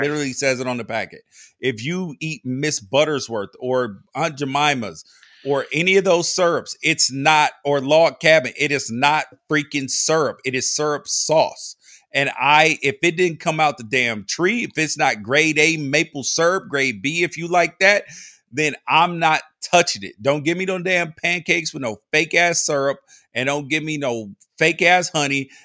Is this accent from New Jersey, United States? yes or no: no; Memphis, Tennessee, United States; I grew up in Memphis